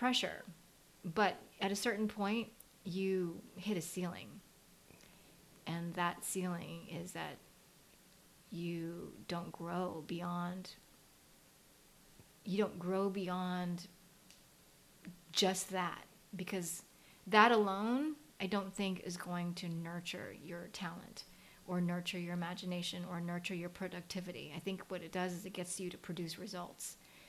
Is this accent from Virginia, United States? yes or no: yes; Virginia Beach, Virginia, United States; Like, I grew up in Virginia Beach, Virginia.